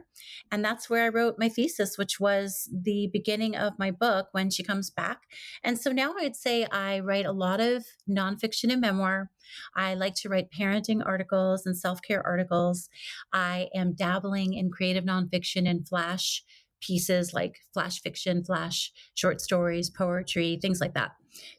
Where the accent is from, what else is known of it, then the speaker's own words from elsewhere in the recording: New York, United States; You don't have to tell me. I'm a New Yorker living out in the Pacific Northwest, so I'll make fun of most places.